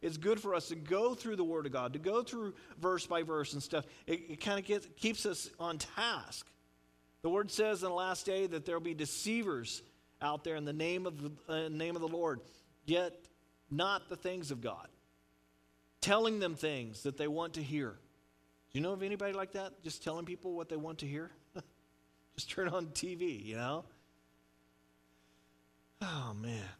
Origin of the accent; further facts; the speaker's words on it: United States; As Christians and as American Christians